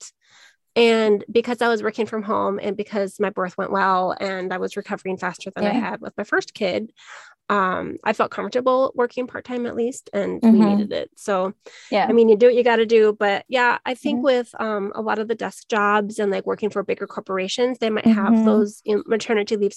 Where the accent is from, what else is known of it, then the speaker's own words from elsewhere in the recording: Minnesota, United States; now in Arizona, United States; I'm originally from Minnesota